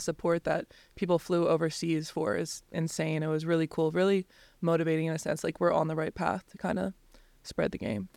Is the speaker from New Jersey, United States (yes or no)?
yes; New Jersey, United States; we're both from South Jersey